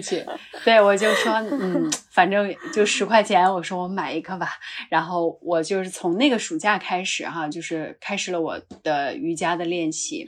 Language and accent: Chinese; Qinghai-Tibet Plateau, China; also born or lived in Northwest China; now in Beijing, China; 因为我出生在这个西北哈，其实长大是在这个青藏高原